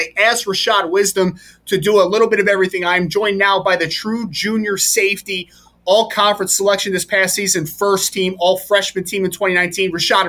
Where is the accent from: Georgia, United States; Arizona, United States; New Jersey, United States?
New Jersey, United States; I'm from New Jersey